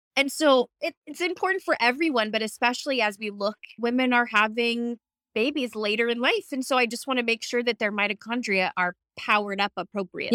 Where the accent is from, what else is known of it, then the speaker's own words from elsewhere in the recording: Seattle, Washington, United States; I'm from Seattle